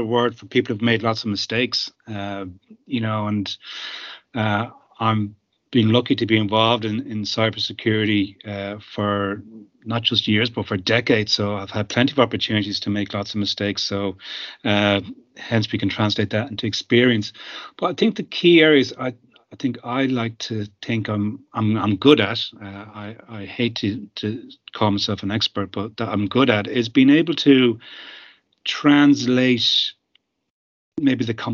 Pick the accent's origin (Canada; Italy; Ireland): Ireland; being Irish